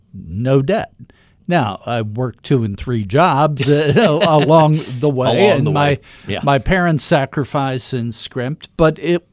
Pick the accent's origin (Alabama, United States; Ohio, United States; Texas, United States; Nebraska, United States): Ohio, United States; Dayton; my situation when I grew up around the Dayton, Ohio area. First generation college students.